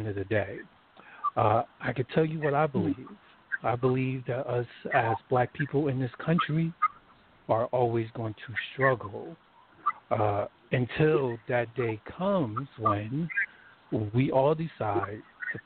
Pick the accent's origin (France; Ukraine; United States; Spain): United States; New Jersey; I was born and raised in New Jersey